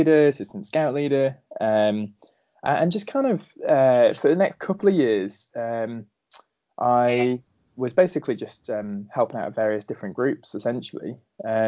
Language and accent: English; Ballasalla, Isle of Man; moved away; I grew up on the Isle of Man